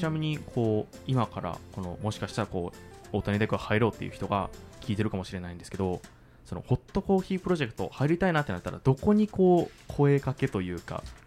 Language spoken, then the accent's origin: Japanese; Hiroshima, Japan; moved away as an adult; now in Kyoto, Japan; 広島出身